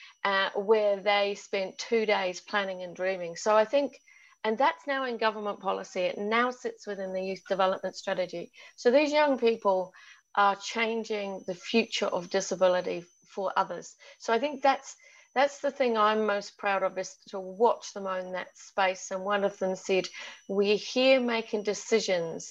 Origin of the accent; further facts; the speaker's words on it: London, United Kingdom; now in New Zealand; being English and brought up in London